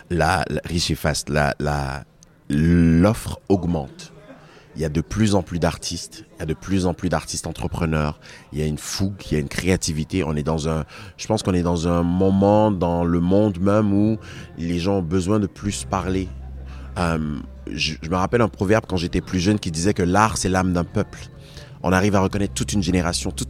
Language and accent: French; Côte d’Ivoire; born there; Je suis né en Côte d'Ivoire. Mes parents sont de Togo. J'ai vécu sur trois continents.